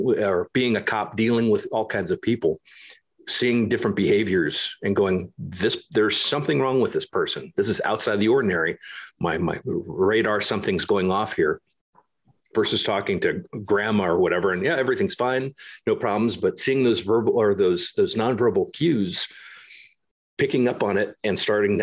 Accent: United States; moved away as an adult; also born or lived in Germany; As an American moving over to Germany

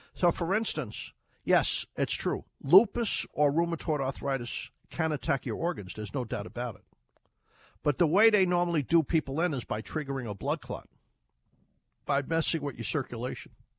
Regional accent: Ireland; now in United States; when I was a kid in Ireland, we used to call it turmeric. I was born in Ireland

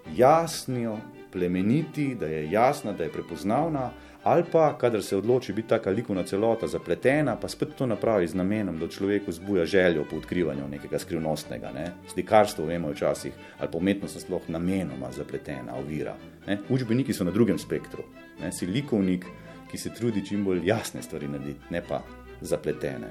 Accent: Slovenia; Slovenci smo urbanistično idioti

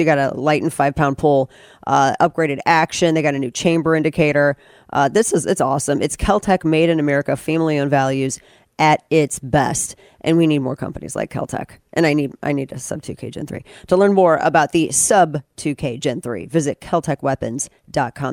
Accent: St. Louis, Missouri, United States; I'm from we're from St. Louis

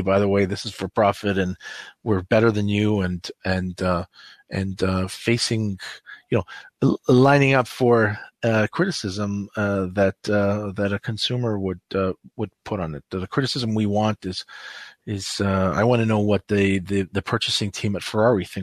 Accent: Canada; I'm passionately Canadian

